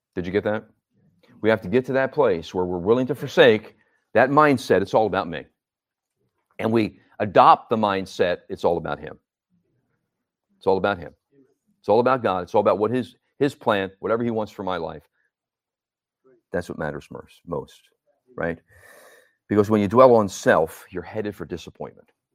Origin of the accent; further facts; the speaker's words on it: Northeast, United States; also born or lived in Florida; now in New Jersey, United States; I come from the Northeast